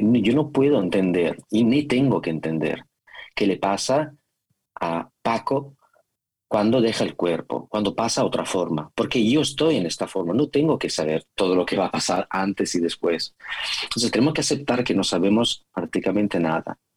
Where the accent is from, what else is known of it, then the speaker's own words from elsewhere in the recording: Italy; Spanish is a second language; now in Spain; Yo ya me considero más español, más español que italiano.